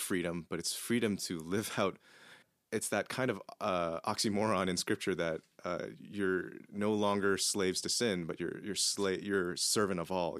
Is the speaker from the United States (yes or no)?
no; Canada; my privilege of being Canadian